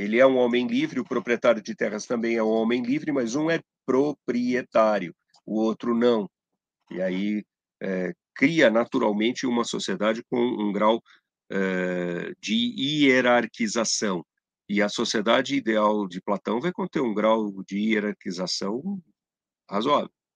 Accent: Brazil; nós somos brasileiros

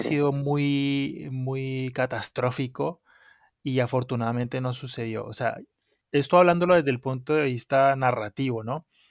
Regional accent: Colombia; moved away; soy colombiano, soy un colombiano que vive fuera de Colombia.

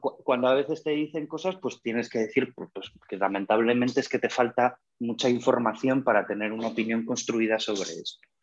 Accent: Asturias, Spain; soy asturiano

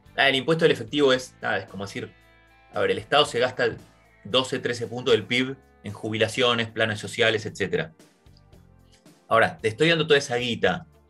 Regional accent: Argentina; nosotros mismos, como argentinos

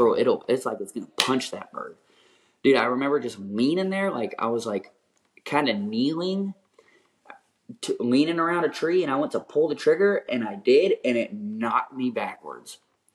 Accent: Pacific Flyway, United States; I grew up in the Pacific Flyway, and I never shot a cinnamon.

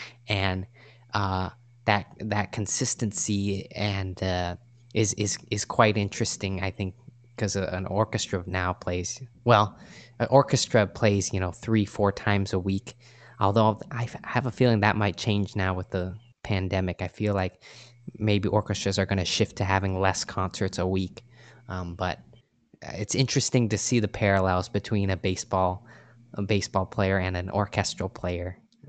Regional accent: California, United States; I grew up playing Little League, and I grew up in the San Francisco Bay Area, so I went to Giants games all the time.

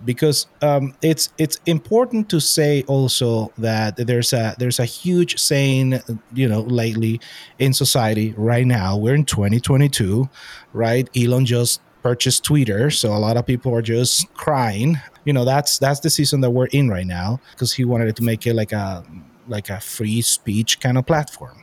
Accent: Venezuela; moved away; I'm from Venezuela

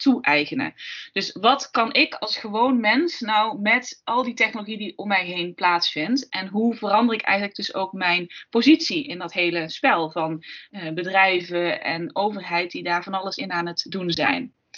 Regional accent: Limburg, Netherlands; Ik kom uit Limburg

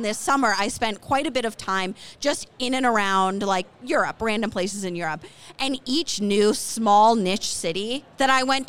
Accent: Wisconsin, United States; moved away as an adult; also born or lived in Boston; back in my hometown in Wisconsin

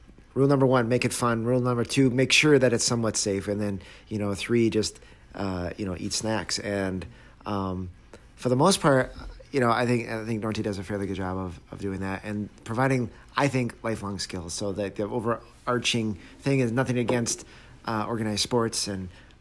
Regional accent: Canada; now in Traverse City, United States; I grew up in Canada

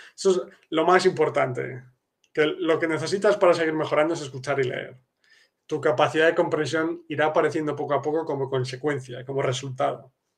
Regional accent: Spain; now in Poland; yo soy español pero vivo en Polonia

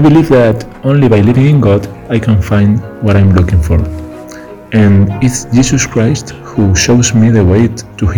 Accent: Spain; from Spain

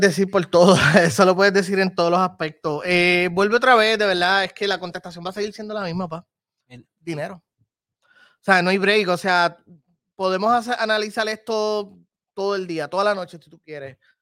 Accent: Puerto Rico; mi país

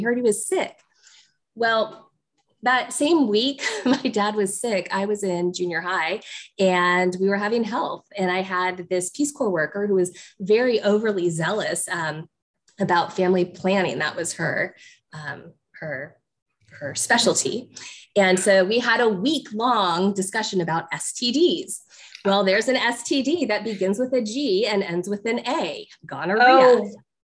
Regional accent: Egypt; So I was growing up in Egypt, and my dad was a medical researcher

